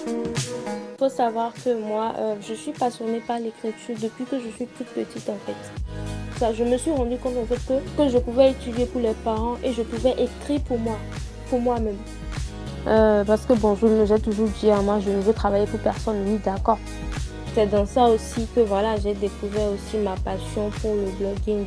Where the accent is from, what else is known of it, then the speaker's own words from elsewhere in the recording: Benin; Je suis béninoise